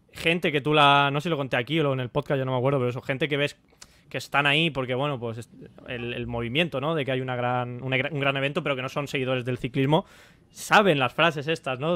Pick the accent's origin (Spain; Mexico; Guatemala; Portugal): Spain; aquí en España